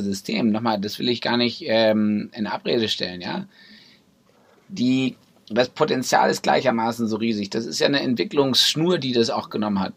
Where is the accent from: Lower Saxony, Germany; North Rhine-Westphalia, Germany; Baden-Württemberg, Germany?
Lower Saxony, Germany; Braunschweig; also born or lived in Brussels / Berlin; meine Heimatstadt, in der ich groß geworden bin, der ich unglaublich viel zu verdanken habe. Schule, äh, Kindergarten, Musikschule